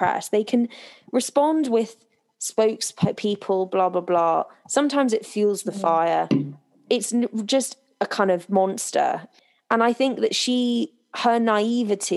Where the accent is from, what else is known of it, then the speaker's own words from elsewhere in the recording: United Kingdom; me and you growing up in Britain